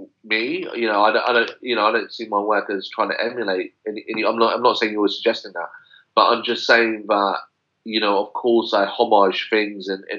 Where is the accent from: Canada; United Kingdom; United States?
United Kingdom; London; me growing up in West London